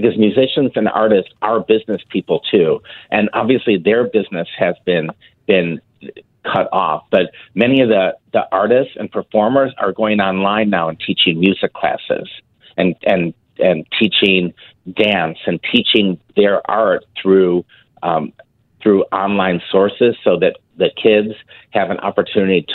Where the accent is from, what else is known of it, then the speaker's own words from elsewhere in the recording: Chicago, Illinois, United States; moved away as an adult; now in St. Louis, United States; I'm a Chicago native, born and raised in Chicago